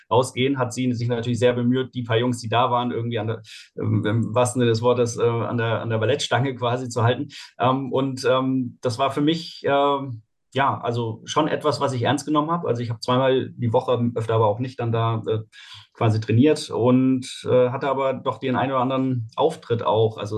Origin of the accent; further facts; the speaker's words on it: Heidelberg, Baden-Württemberg, Germany; Ähm, also groß geworden bin ich in Heidelberg.